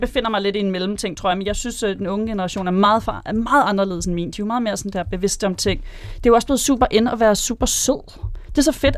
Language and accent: Danish; Karlslunde, Zealand, Denmark; Jeg kommer fra Karlstrup, øh, Karlslunde